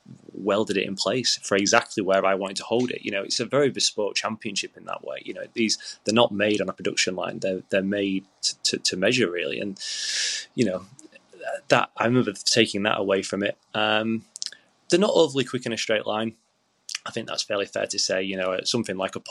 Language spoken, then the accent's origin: English; Yorkshire and the Humber, United Kingdom; I'm a Yorkshireman